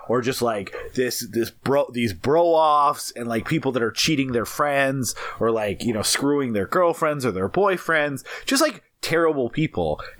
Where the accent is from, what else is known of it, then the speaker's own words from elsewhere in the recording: Midwest, United States; we are both from the Midwest